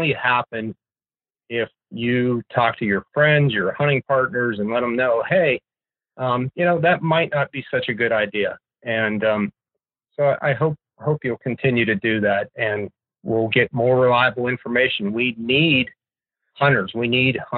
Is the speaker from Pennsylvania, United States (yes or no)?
yes; Pennsylvania, United States; I was growing up in Pennsylvania